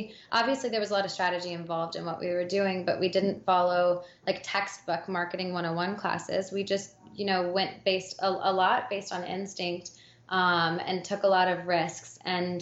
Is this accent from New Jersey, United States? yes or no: no; Alabama, United States; I grew up in the South, I grew up in Alabama